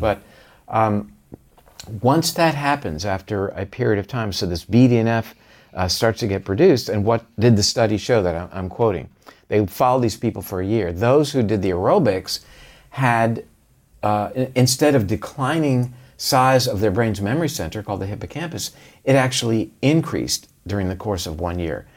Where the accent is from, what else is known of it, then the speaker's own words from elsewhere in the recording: Florida, United States; we did drink a lot of orange juice growing up in Florida